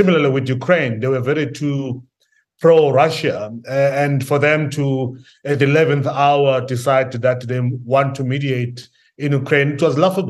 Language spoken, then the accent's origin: English; Soweto, Gauteng, South Africa; also born or lived in Gaza; I'm a South African. So, you know, I come from Soweto.